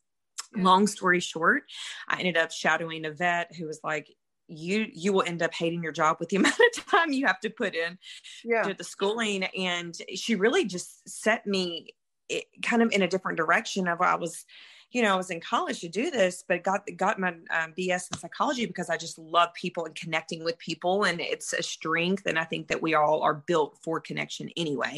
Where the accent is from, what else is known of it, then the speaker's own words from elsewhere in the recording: Mississippi, United States; moved away; I am from Mississippi originally. Hence the accent